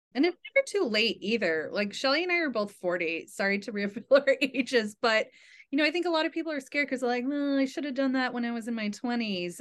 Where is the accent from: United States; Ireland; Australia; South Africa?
United States; New England; I'm from New England, born and raised